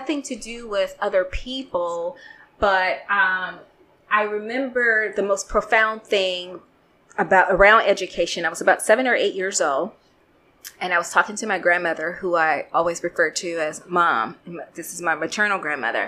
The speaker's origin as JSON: {"language": "English", "town": "Chicago", "region": "Illinois", "country": "United States", "tie": "born or raised there", "moved": "as an adult", "said": "I went to all girls Catholic high school in Chicago. I'm from Chicago"}